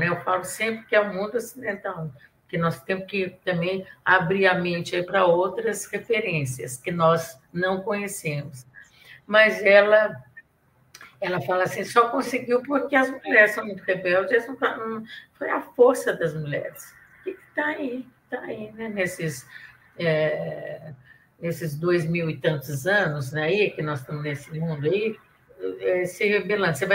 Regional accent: Minas Gerais, Brazil; accent: mineiro; Minha mineirice, minha caipirice. Eu sou caipira e sou mineira.

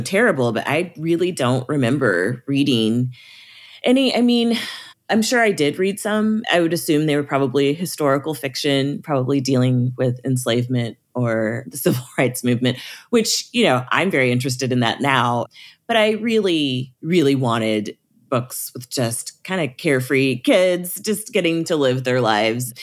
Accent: Springfield, Missouri, United States; I grew up in the Missouri Ozarks in Springfield, Missouri

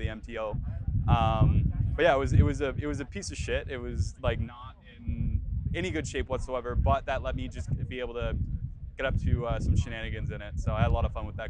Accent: Cambridge, Ontario, Canada; I grew up in Cambridge

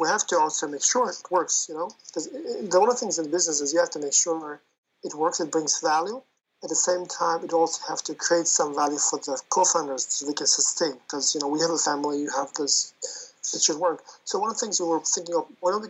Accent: Uzbekistan; moved away; I come also from Uzbekistan originally.

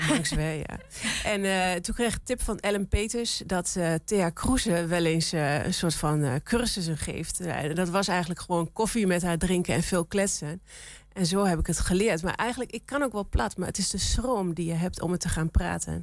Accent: Salland, Overijssel, Netherlands; accent: Sallands; kom ik uit Salland en niet uit Twente

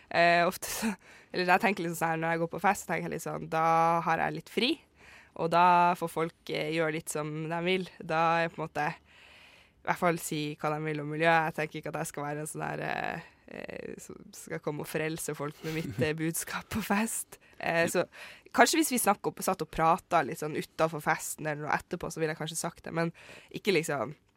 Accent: Vesterålen, Nordland, Norway; Jeg kommer fra Vesterålen, og der kaller vi det egentlig bare for myrebunad

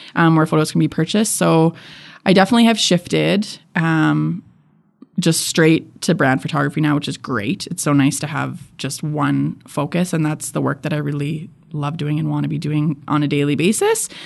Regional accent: Edmonton, Alberta, Canada; I was born and raised in Edmonton

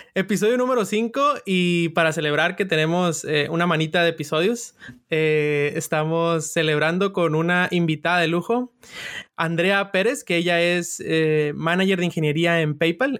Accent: Sinaloa, Mexico; yo soy de Sinaloa

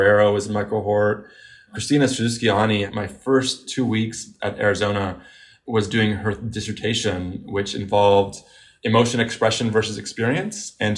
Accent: Beirut, Beirut Governorate, Lebanon; now in United States; I was coming again from Beirut and seeing the difference in media coverage in the Middle East and here. Since we came to the United States, often I would see it.

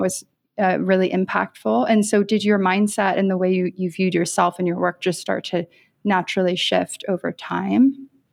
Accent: around New York City, United States; growing up around New York City

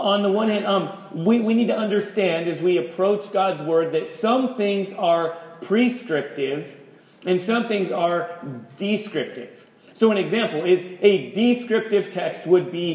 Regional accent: United States; We're American, we're Christian

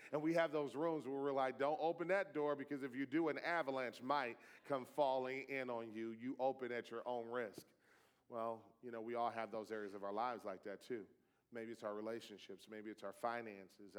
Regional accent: Detroit, Michigan, United States; You know, I grew up in Detroit. My father was a Detroit public school teacher for 27 years. I, I was uh, born in that city

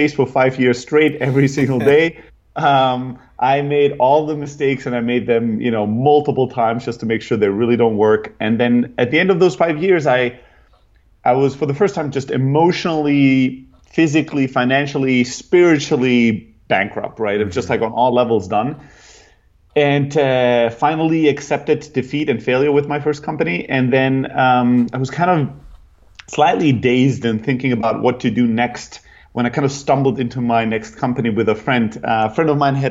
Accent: Germany; moved away as an adult; also born or lived in Greece / San Francisco; I'm originally from Greece, grew up in Germany, kind of factory worker, family, typical immigrants

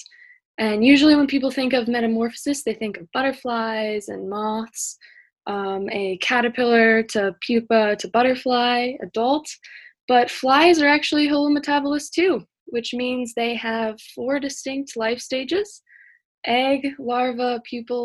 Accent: New York, United States; moved away as an adult; now in Armidale, Australia; I'm from the United States, New York

